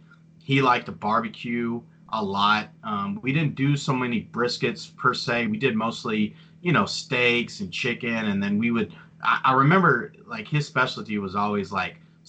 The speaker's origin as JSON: {"language": "English", "town": "Greenwood", "region": "Texas", "country": "United States", "tie": "born or raised there", "said": "I grew up, you know, I call Midland home, but it's actually outside of Midland. It's called Greenwood"}